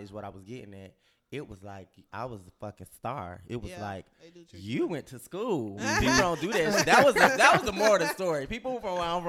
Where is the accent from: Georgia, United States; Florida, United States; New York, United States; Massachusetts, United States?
Florida, United States; Miami; moved away as an adult; also born or lived in Atlanta; from Miami